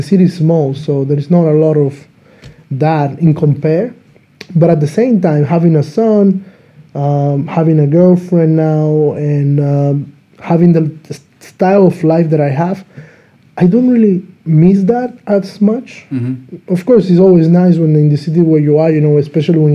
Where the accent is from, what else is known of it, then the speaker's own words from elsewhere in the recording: Dominican Republic; now in Slovakia; I'm from Dominican Republic